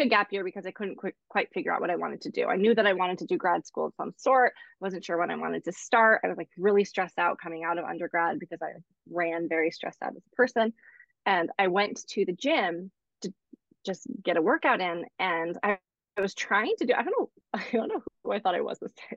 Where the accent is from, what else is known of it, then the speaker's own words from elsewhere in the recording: East Coast, United States; now in Los Angeles, United States; I'm from the East Coast.